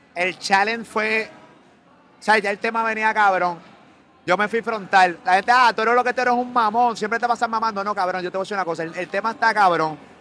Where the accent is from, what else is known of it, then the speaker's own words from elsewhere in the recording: Carolina, Puerto Rico; yo soy de Carolina